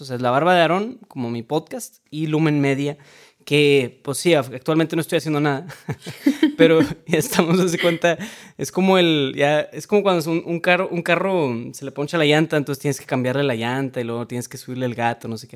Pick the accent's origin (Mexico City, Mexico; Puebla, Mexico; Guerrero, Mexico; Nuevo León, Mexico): Nuevo León, Mexico; Monterrey; soy de Monterrey, Nuevo León, México